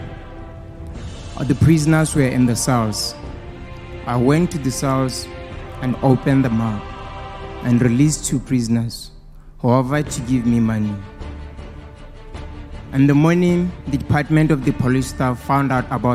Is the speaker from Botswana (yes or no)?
yes; Botswana; from Botswana